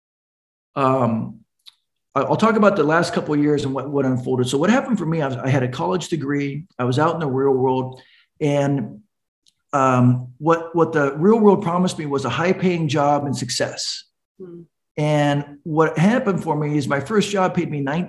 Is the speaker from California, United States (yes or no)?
yes; California, United States; from California